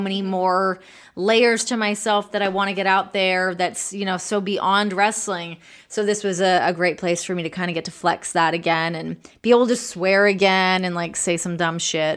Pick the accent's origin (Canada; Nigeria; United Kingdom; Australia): Canada; moved away as an adult; also born or lived in Los Angeles; now in United States; I'm Canadian